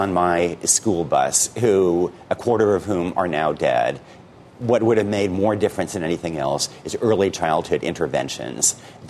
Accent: Oregon, United States; so my town is rural Oregon

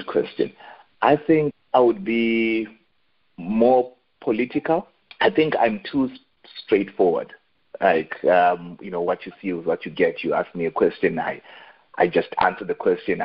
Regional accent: Zimbabwe; I grew up in Zimbabwe. I spent a fair bit of time in Zimbabwe.

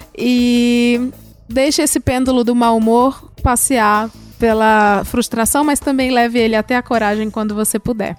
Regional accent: Ceará, Brazil; moved away; lá de onde eu vim, que é o Ceará

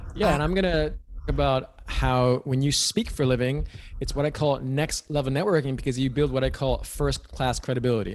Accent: New York City, New York, United States; moved away as an adult; now in California, United States; I am from New York City originally

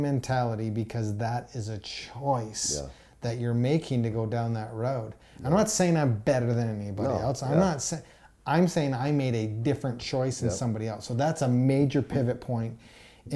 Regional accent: Calgary, Alberta, Canada; I'm from Calgary, Alberta, and we have the Calgary Stampede

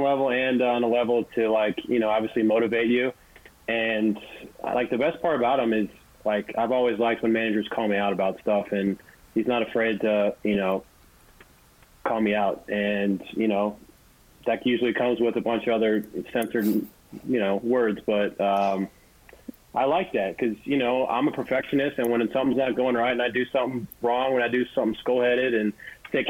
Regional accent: St. Louis, Missouri, United States; moved away as an adult; now in New York, United States; I was a Cardinals fan growing up, and, you know, I'm from St. Louis

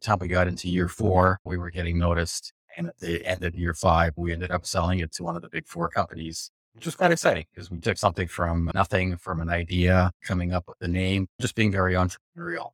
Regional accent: West Coast, United States; Growing up on the West Coast

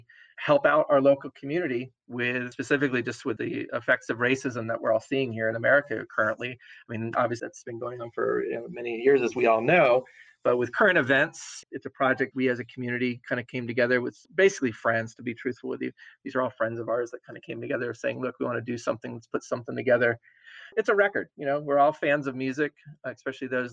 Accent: Jacksonville, Florida, United States; now in Wilmington, United States; I was a kid growing up in Florida

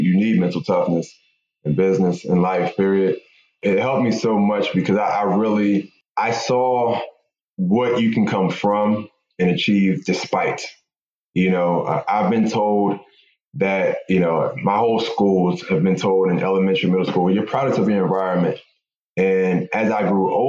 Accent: Philadelphia, Pennsylvania, United States; I grew up in Philadelphia in an abandoned house in North Philly, to be exact

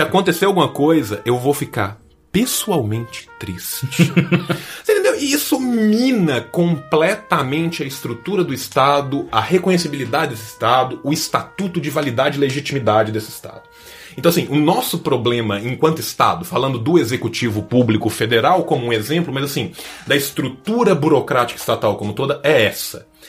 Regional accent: Minas Gerais, Brazil; also born or lived in São Paulo; Eu que sou de Minas

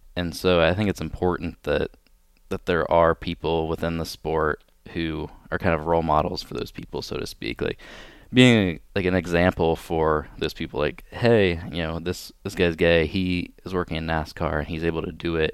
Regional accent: Pleasant Hill, Ohio, United States; moved away as an adult; I'm originally from a really small town in Ohio called Pleasant Hill

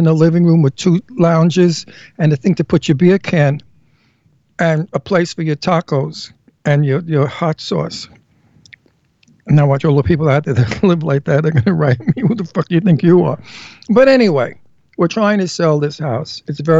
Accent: New York City, New York, United States; accent: Brooklyn; also born or lived in Pennsylvania; Now you heard my Brooklyn accent, butter.

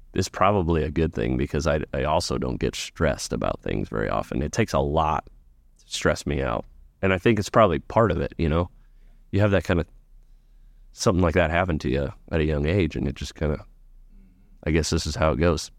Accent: Ashton, Nebraska, United States; growing up in Ashen was great

